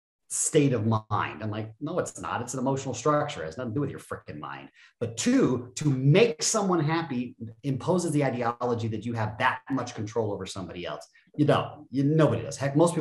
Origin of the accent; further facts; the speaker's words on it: Japan; also born or lived in Germany / Phoenix, United States / Florida, United States; The snapshot is I was born in Phoenix, but I was raised in Japan and Germany for about the first 10 years of my life.